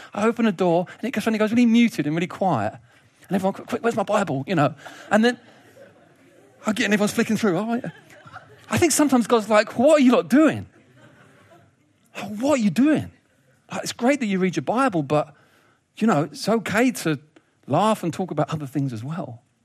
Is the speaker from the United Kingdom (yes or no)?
yes; United Kingdom; as British people